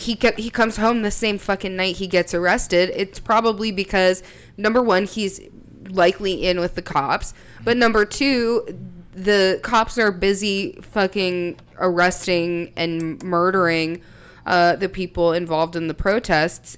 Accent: the South, United States; also born or lived in Philadelphia; I was from the South

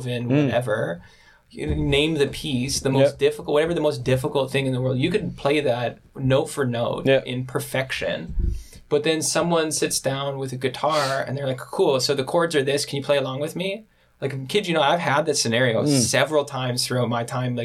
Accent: Moose Jaw, Saskatchewan, Canada; born and raised in Saskatchewan

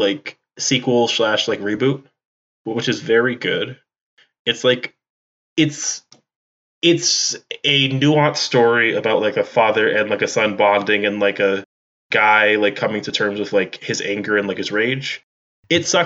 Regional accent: New England, United States; I'm from New England.

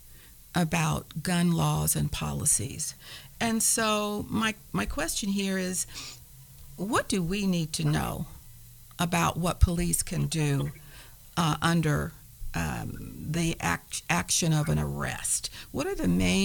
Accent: Evansville, Indiana, United States; moved away; I'm from Evansville

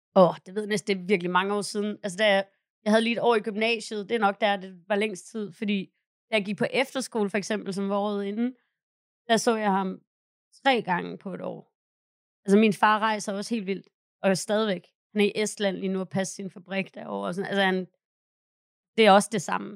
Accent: Hvide Sande, Central Denmark Region, Denmark; moved away; Min bedstefar og min bedstemor havde startet en skibsprovianteringskøbmandsforretning i Hvide Sande, hvor jeg er fra

